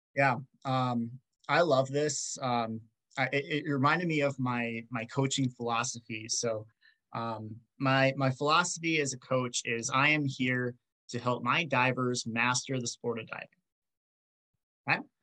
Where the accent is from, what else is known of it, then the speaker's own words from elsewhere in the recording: Rochester, Minnesota, United States; I'm from Rochester, Minnesota. I went to Rochester Mayo